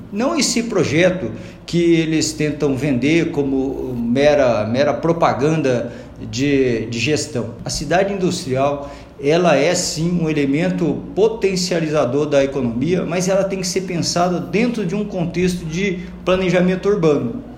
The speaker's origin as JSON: {"language": "Portuguese", "town": "Londrina", "region": "Paraná", "country": "Brazil", "tie": "born or raised there", "said": "desde a minha infância aqui em Londrina"}